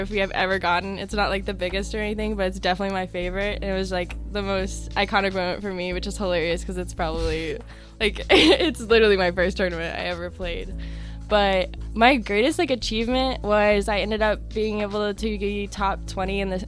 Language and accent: English; North Carolina, United States; I'm from North Carolina. I actually live in the capital of North Carolina, Raleigh